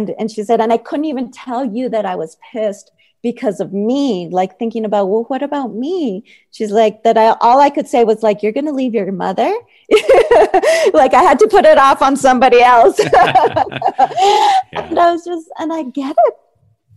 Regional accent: El Paso, Texas, United States; I grew up in El Paso, Texas, right along that border

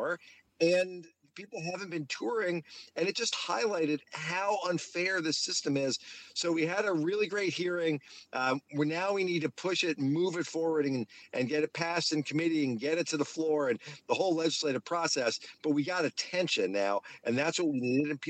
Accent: Northeast Pennsylvania, United States; now in South Florida, United States; I grew up in Northeast Pennsylvania

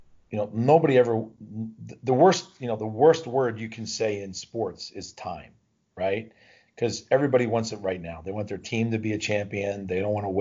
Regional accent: New Jersey, United States; moved away as an adult; I grew up in New Jersey, very close to Philadelphia

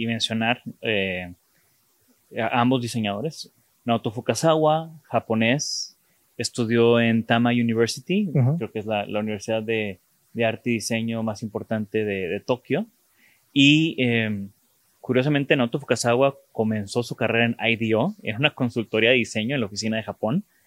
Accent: Mexico; de México

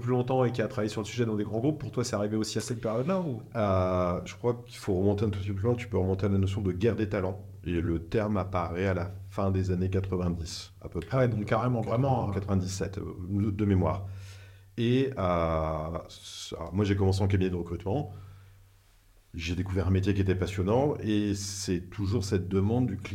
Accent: northern France, France; ça s'entend pas, mais je viens du nord de la France.

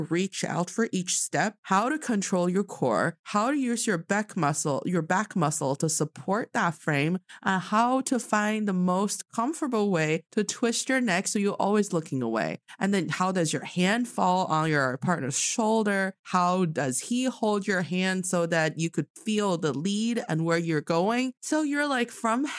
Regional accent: Changchun, Jilin, China; now in Beijing, China; I'm from Changchun City in Jilin Province

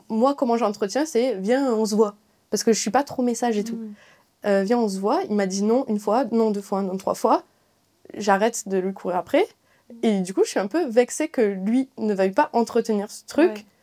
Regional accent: southern France, France; now in Paris, France; du coup, je viens du Sud. Euh, là, je suis à Paris.

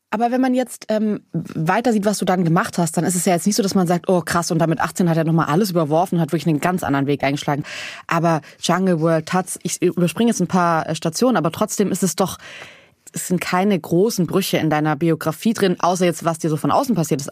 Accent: Southern Germany, Germany; ich komme auch aus Süddeutschland vom Land

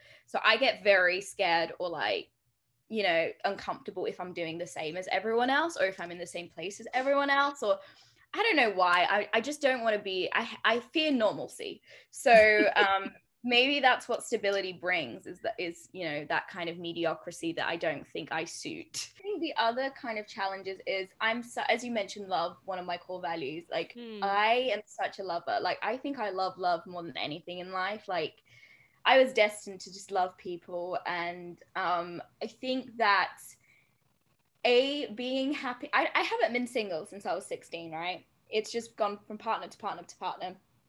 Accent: Brazil; also born or lived in United Kingdom; It makes sense to me because I'm from Brazil. Like, I grew up on the beach every day.

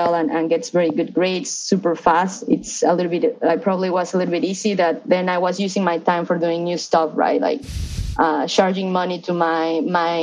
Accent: Mexico City, Mexico; moved away as an adult; now in Los Angeles, United States; I grew up in Mexico City. So I'm Mexican right now. I'm living

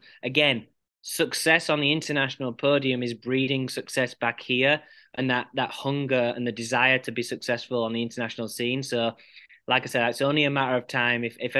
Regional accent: England, United Kingdom; And I'm very passionate, despite being an Englishman, I'm very, very passionate about USA squash and Team USA.

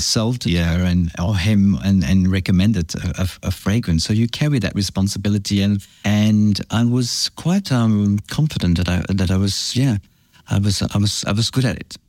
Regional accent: Belgium; moved away; also born or lived in France / Australia; I grew up in France and then Belgium. My father is French. He, my mom is from Antwerp in Belgium. And so I grew up in Belgium. I went to boarding school in Belgium

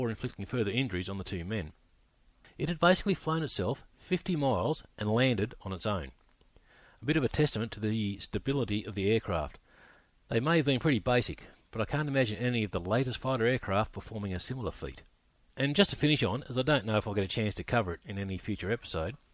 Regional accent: Australia; I'm an Australian historian

